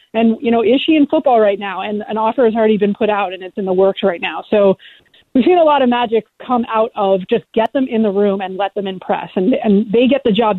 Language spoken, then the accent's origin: English; Canada; I'm Canadian